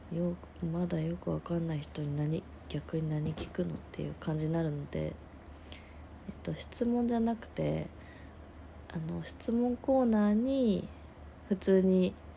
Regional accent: rural Aichi Prefecture, Japan; now in Tokyo, Japan; 私田舎出身で愛知県の田舎で出身なんですけど

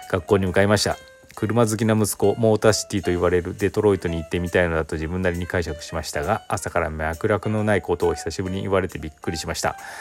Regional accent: Aichi, Japan; 私愛知県出身なんですけど

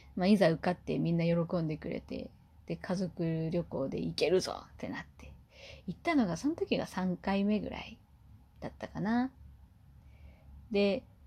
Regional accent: Kumamoto, Japan; 私は地元が熊本なので

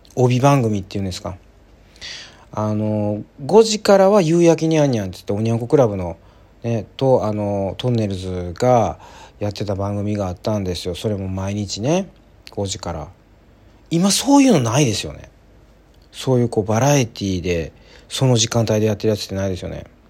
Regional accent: Kansai, Japan; 関西人なんでね

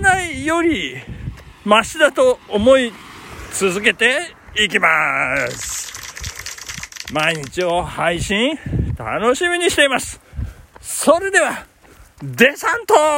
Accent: Tokyo, Japan; accent: Edokko (hi pronounced as shi); 江戸っ子なんで

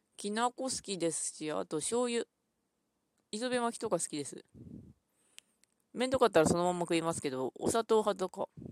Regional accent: Ishikawa, Japan; 石川県なので私の出身

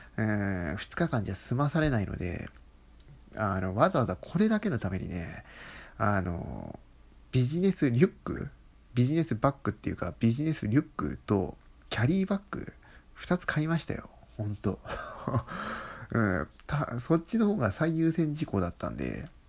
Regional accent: Kanto, Japan; 僕は関東人なんですね

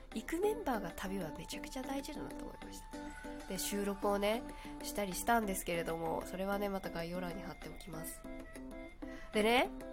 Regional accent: Kyushu, Japan; moved away; 私もともと九州出身なので

